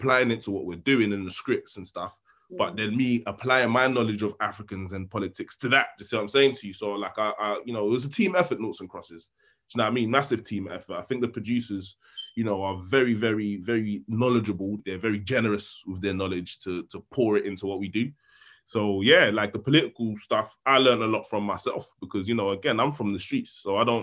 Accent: London, United Kingdom; I'm from South London

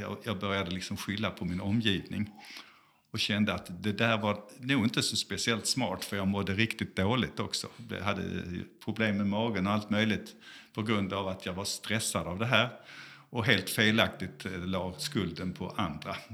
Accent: Malmö, Skåne, Sweden; moved away as an adult; also born or lived in South Africa; now in Gothenburg, Sweden; är född i Malmö

